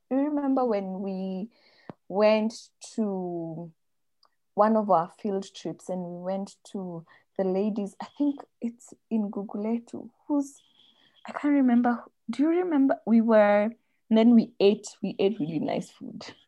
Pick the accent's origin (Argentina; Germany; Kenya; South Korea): Kenya; I am Kenyan